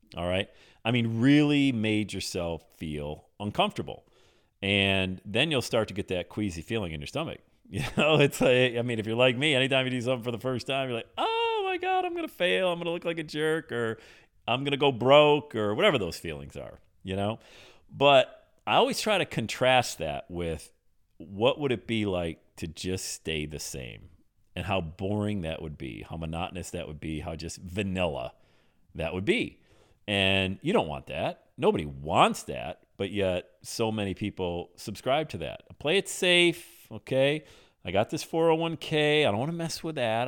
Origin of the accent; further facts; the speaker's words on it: Bradford, Pennsylvania, United States; moved away as an adult; also born or lived in West Palm Beach, Florida; I'm in Bradford, P A, my hometown